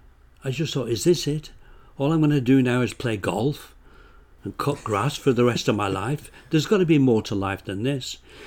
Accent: England, United Kingdom; moved away as an adult; now in Canada; I came from England, yeah.

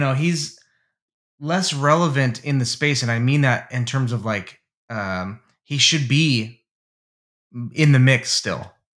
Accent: United States; as an American

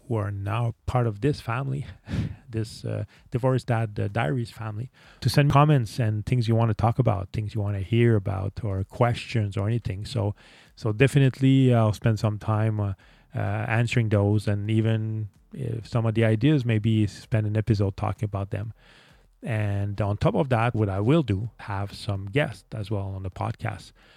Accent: Montreal, Quebec, Canada; English is a second language; I'm actually from Canada, Montreal, Canada, which would explain the accent that I have.

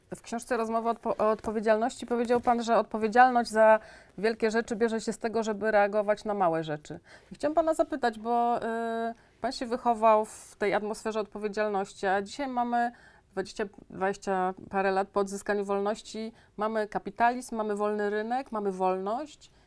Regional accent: Sejny, Podlaskie Voivodeship, Poland; my oboje jesteśmy z małych miejscowości. Ja jestem z Sein.

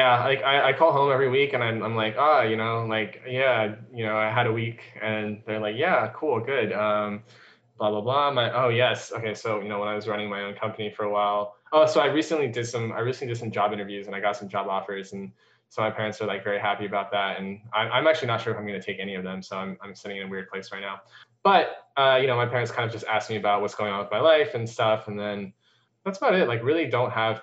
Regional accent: North Carolina, United States; moved away; also born or lived in Hangzhou, China / Arkansas / Indiana; I pretty much stayed in North Carolina for like my most of my life from, age 9 or something like that until pretty recently. And yeah, so I grew up there

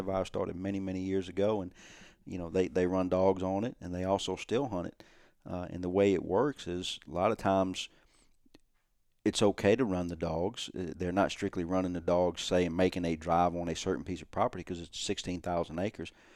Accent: South Louisiana, United States; my childhood growing up in South Louisiana on trawl boats

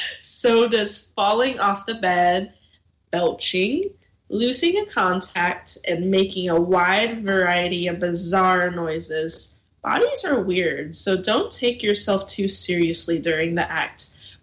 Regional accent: Texas, United States; I mean, I'm from Texas too, so.

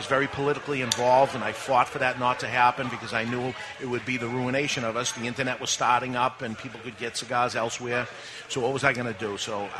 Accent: Boston, Massachusetts, United States; I grew up in Boston.

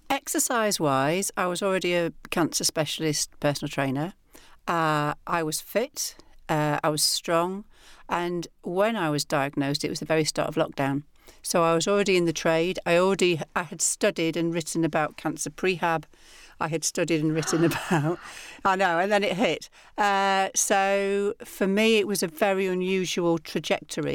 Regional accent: the north of England, United Kingdom; accent: northern; my accent. And I wanted it to be something that sounded comically northern

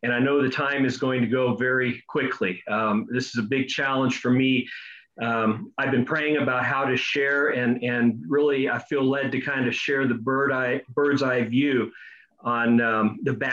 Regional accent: Kettering, Ohio, United States; I was born in Ohio

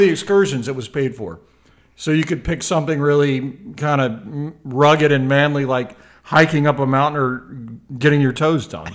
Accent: Memphis, Tennessee, United States; I'm from Memphis

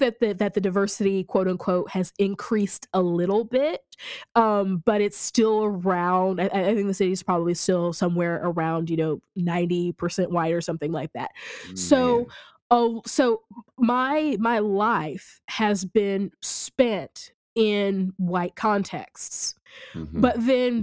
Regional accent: rural Missouri, United States; also born or lived in Kansas City; I grew up in in rural Missouri

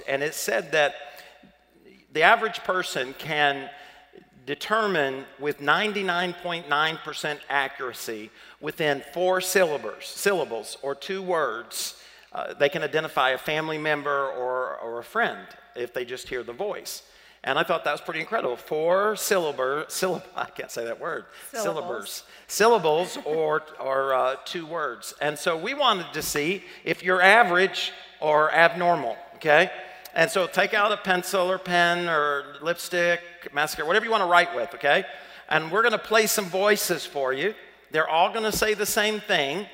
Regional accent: the South, United States; accent: southern; my southern accent

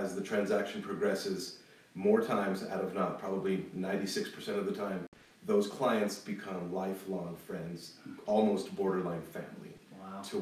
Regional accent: Santa Fe, New Mexico, United States; also born or lived in Denver, Colorado; shortly after that, we moved to Santa Fe. And that's where I would probably call hometown

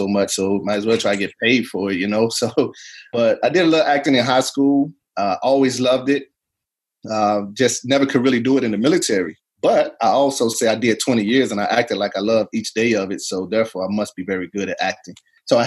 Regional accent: East St. Louis, Illinois, United States; moved away as an adult; I was born and raised in East St. Louis. Did my 18 years there and joined the military.

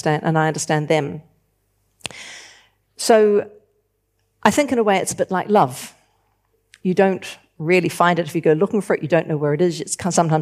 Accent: New Zealand; moved away; also born or lived in London; I'm from New Zealand. I'm living in London.

